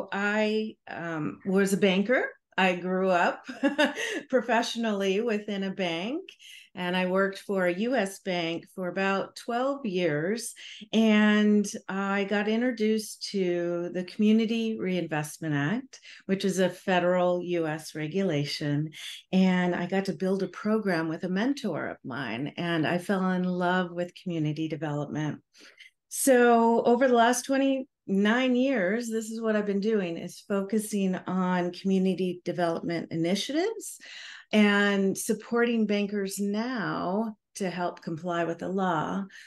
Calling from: Honolulu, Hawaii, United States; I'm calling in from Honolulu, Hawaii.

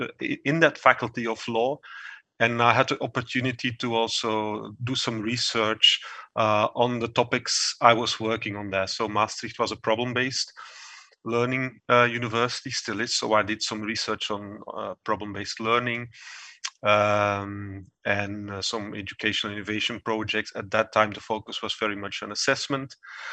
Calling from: Geel, Flanders, Belgium; I'm calling from my home office in Geel, a beautiful small city in Belgium.

